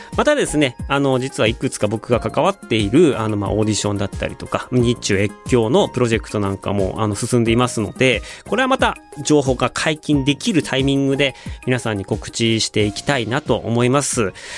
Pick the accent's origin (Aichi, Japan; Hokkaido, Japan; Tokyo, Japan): Hokkaido, Japan; moved away; 北海道地元北海道